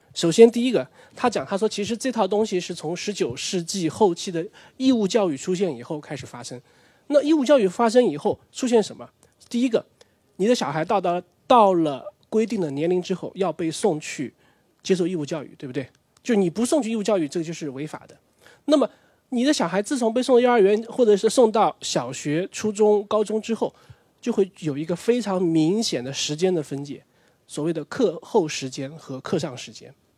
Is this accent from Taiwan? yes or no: no; Nanjing, Jiangsu, China; 我的成长时间就九零年代，那个时候其实因为我是南京人